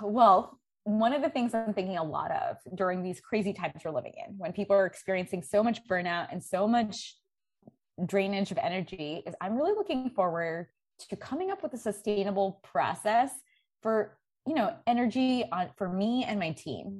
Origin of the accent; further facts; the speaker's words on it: New York City, New York, United States; also born or lived in India; I grew up in New York City